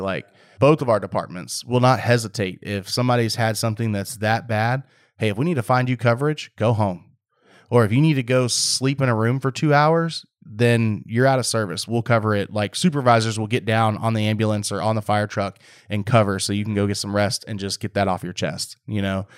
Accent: Waller County, Texas, United States; growing up in Waller County, out there, all we had was E M S

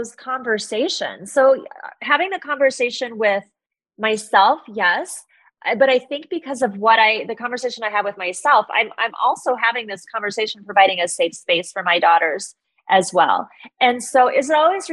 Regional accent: Midwest, United States; I grew up in the Midwest

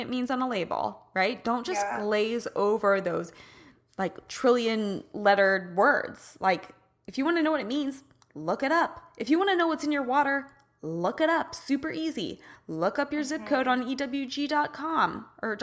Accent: Midwest, United States; I'm a girl from the Midwest

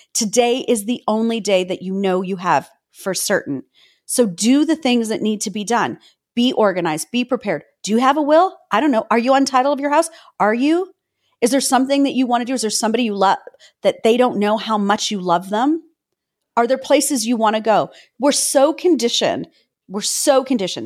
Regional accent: Toronto, Ontario, Canada; I'm a girl from Cabbage Town, a single mom.

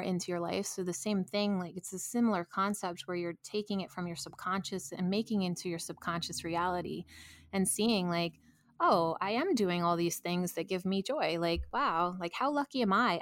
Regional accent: New York, United States; I'm a New Yorker

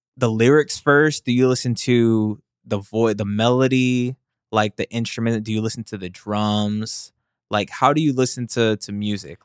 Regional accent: the South, United States; when I grew up, I'm from the South

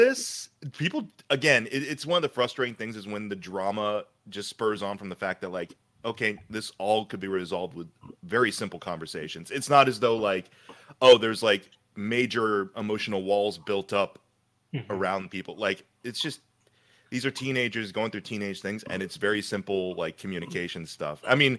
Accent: Columbus, Ohio, United States; I'm from Columbus.

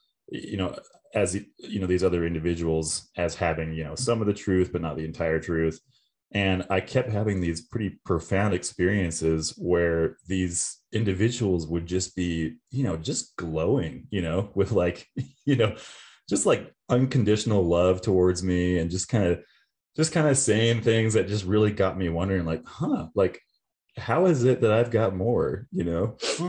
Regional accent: Virginia, United States; So we kind of moved around a lot. I call Virginia home mainly. So I grew up on the East Coast.

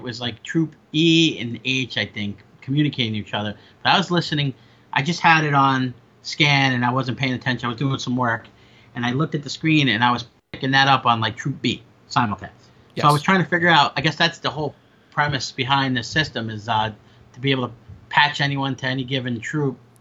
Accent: Long Island, New York, United States; I grew up in Long Island

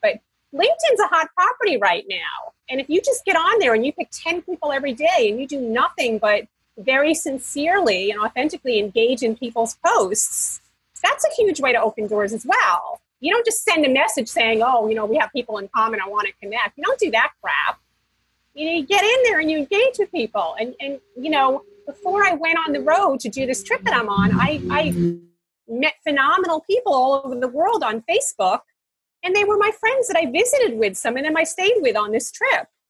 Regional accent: United States; now in Bali, Indonesia; I'm an American

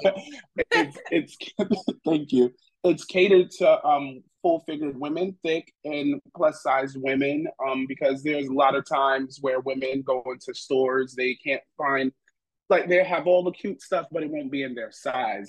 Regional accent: New York City, New York, United States; I'm originally from New York City, Brooklyn

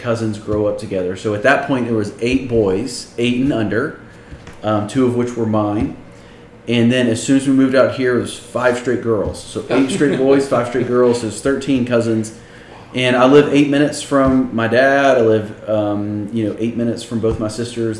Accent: Birmingham, Alabama, United States; moved away as an adult; also born or lived in Tennessee; now in Austin, United States; born and raised in Birmingham, Alabama

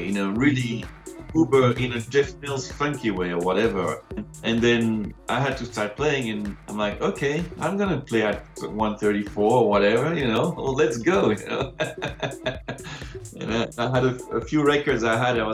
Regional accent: Brussels, Brussels-Capital Region, Belgium; moved away as an adult; also born or lived in London; now in France; So I'm from Brussels, Belgium, originally.

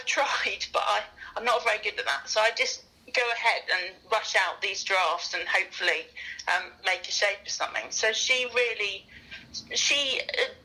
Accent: Guernsey; moved away; also born or lived in north of England; I come from Guernsey originally, so I wasn't used to the variety of English accents

